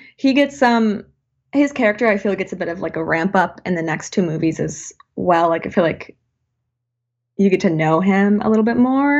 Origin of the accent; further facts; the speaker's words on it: Saint Paul, Minnesota, United States; we are from Minnesota, Saint Paul, Minneapolis